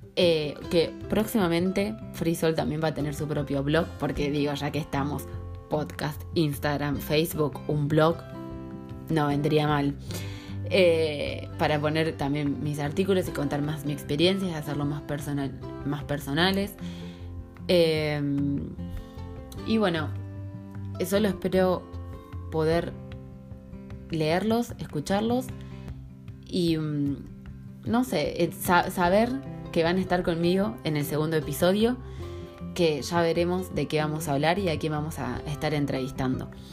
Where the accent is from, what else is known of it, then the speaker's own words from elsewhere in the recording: Salto Grande, Santa Fe, Argentina; moved away as an adult; also born or lived in Rosario, Argentina; now in Dublin, Ireland; Soy eh, soy argentina, soy de un pueblo muy chiquitito que se llama Salto Grande, eh, que está en la provincia de Santa Fe, en el centro de Argentina